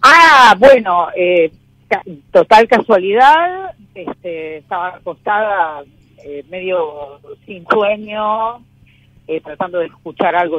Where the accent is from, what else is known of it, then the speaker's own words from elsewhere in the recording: Argentina; Soy del barrio de Valvanera.